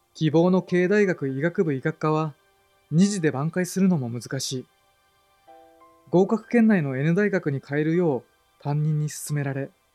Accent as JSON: {"language": "Japanese", "town": "Kanda", "region": "Fukuoka", "country": "Japan", "tie": "born or raised there", "said": "福岡県の京都郡神田町に生まれ育った僕"}